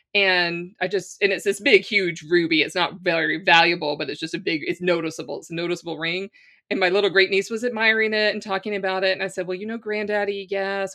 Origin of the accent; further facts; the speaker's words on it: Louisiana, United States; moved away as an adult; now in Ireland; I'm from Louisiana